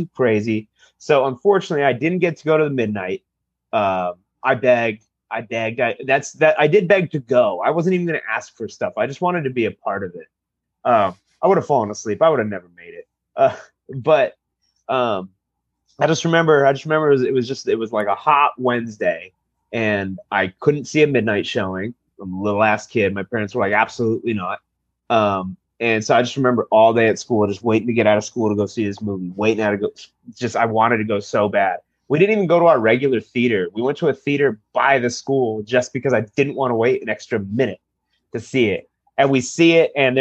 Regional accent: Chula Vista, California, United States; I'm actually from Chula Vista, a little city at the bottom of San Diego

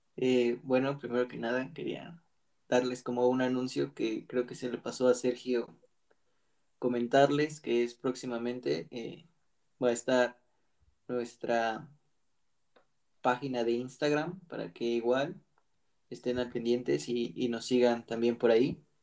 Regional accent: Mexico; el hecho como de ser mexicanos

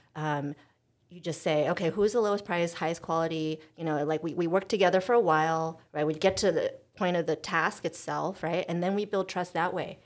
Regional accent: United States; in American culture, we prize direct communication

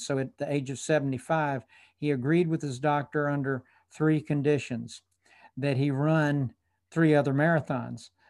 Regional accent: Atlanta, Georgia, United States; also born or lived in Tallahassee, Florida; Atlanta was my hometown

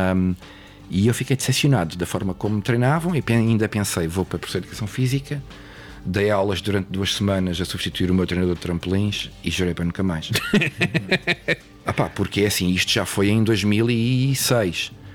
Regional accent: Lisbon, Portugal; also born or lived in England; now in Mafra, Portugal; sou natural de Mafra, bom, de Lisboa, mas vivo em Mafra

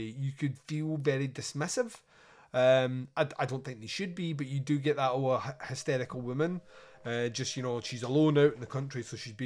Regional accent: Scotland, United Kingdom; I'm Scottish

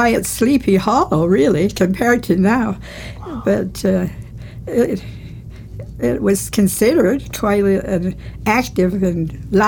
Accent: Vancouver, British Columbia, Canada; I grew up in Vancouver

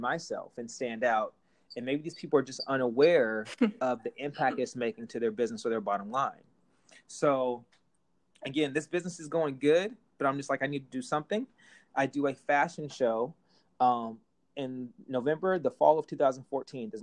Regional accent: Portland, Oregon, United States; I'm from Portland originally

